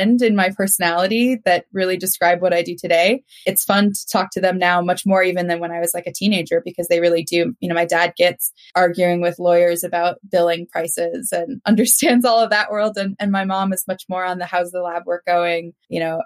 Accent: Minnesota, United States; now in North Carolina, United States; you can't tell by the accent. I'm a Minnesotan. So I don't say y'all

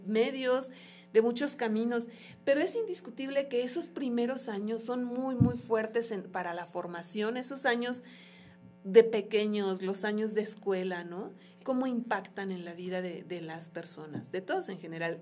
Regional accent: Mexico; como pueblo mexicano

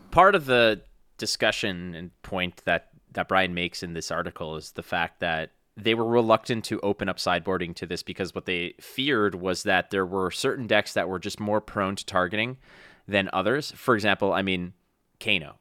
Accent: Montreal, Quebec, Canada; now in Toronto, Canada; my friends that I grew up with back in my hometown of Montreal

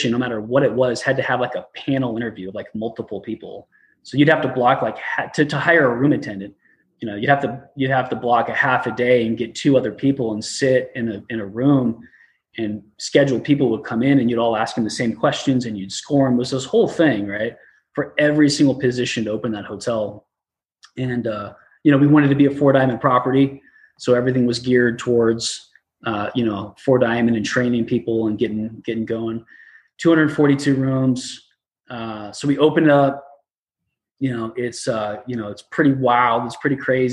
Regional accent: Arizona, United States; moved away as an adult; also born or lived in Oregon / Tampa Bay, Florida / San Diego; I'm from Arizona. All my family's still there

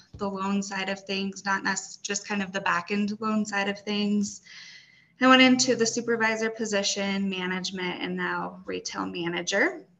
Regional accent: Morrison, Colorado, United States; Yeah, so, I came from Morrison, Colorado in 2013.

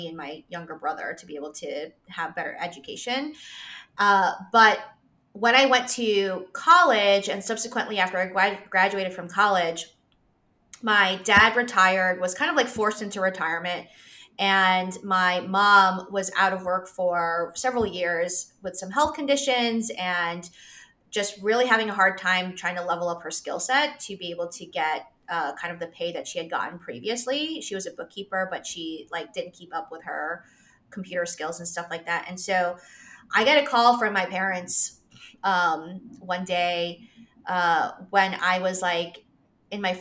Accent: New York City, New York, United States; now in Charlotte, United States; I live in Charlotte, North Carolina. I grew up in New York City, in Queens.

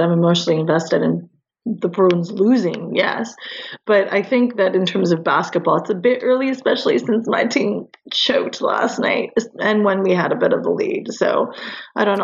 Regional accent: Canada; I'm Canadian

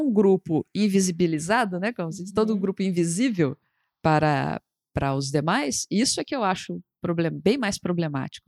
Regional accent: Brasília, Federal District, Brazil; Eu sou de Brasília, por exemplo, Brasília é uma cidade meio peculiar nesse sentido

